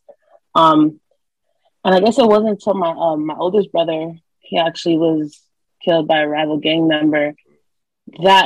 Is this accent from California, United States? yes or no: yes; Long Beach, California, United States; I grew up in Long Beach, California, surrounded by gang violence.